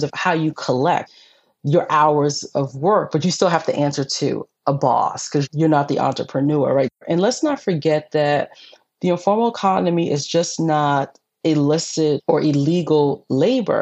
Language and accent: English; New York City, New York, United States; I'm from New York City. I grew up in the 70s and the 80s.